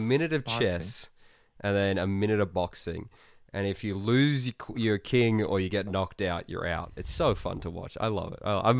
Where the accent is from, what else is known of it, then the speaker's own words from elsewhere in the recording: Australia; I'm Australian